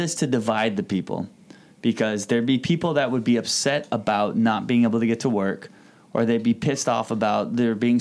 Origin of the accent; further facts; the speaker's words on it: Hawaii, United States; I'm Native Hawaiian. I'm from here.